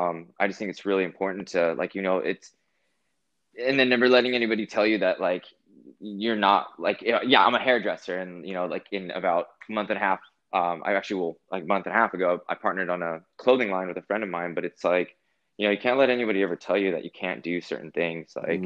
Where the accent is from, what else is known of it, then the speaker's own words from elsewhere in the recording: California, United States; now in Los Angeles, United States; I'm originally from Northern California. I moved to Los Angeles about 10 years ago.